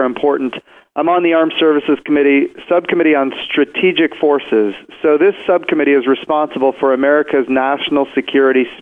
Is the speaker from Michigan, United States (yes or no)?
no; Oklahoma, United States; I come from Oklahoma. And in Oklahoma, we have a lot of tornadoes.